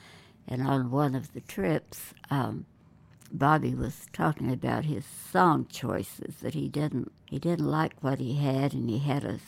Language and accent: English; Oklahoma, United States; also born or lived in California; And here I am from Oklahoma and work in California.